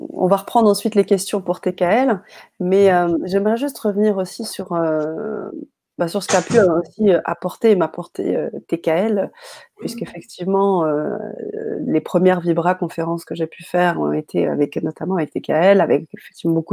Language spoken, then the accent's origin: French; France; also born or lived in Paris; chez nous, en France, à Paris